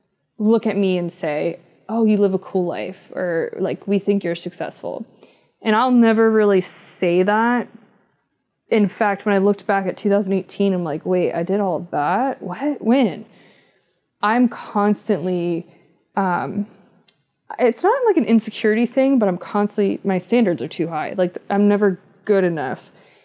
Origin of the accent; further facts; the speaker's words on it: East Coast, United States; now in West Coast, United States; but I'm from the East Coast and then I moved to the West Coast.